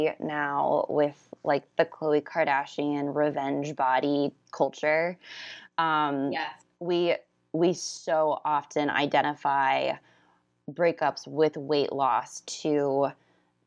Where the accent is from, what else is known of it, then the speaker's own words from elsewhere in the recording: Orlando, Florida, United States; now in California, United States; I grew up in Orlando, Florida